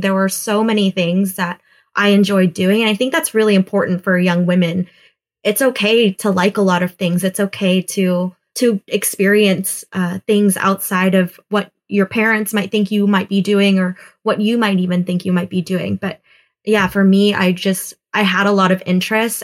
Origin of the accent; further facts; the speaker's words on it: Houston, Texas, United States; I grew up in Houston, Texas